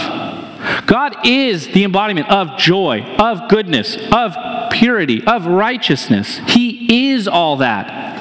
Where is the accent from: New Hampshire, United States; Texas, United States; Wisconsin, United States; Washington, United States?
New Hampshire, United States; now in Columbia, Missouri, United States; I'm from New Hampshire.